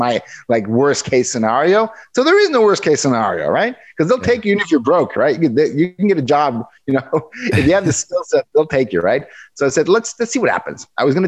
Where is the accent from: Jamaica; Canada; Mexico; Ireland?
Mexico; moved away as an adult; now in Seattle, United States; I'm born and raised in Mexico. I went to school in Mexico.